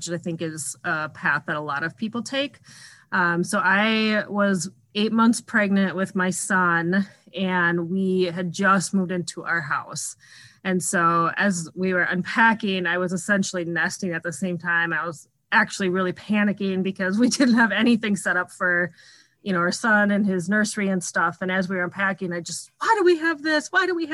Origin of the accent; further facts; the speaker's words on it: Minnesota, United States; I'm from Minnesota and lived here almost my whole life.